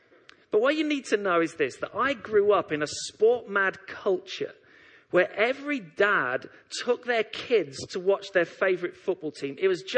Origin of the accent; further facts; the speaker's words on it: Leytonstone, London, United Kingdom; born there; I've been a lifelong West Ham supporter. I was born in Leytonstone. All my family are West Ham supporters.